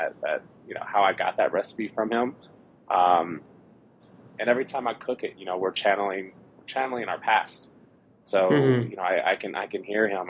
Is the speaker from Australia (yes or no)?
no; Oakland, California, United States; also born or lived in San Francisco / Vallejo; now in Colorado Springs, United States; I grew up in the Bay Area. So originally from San Francisco, I grew up in Oakland, Vallejo, you know, pretty much all over the East Bay